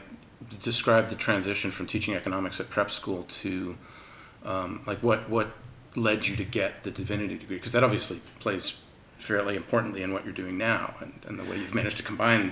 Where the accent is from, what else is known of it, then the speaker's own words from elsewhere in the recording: Concord, Massachusetts, United States; I'm from Concord, Mass.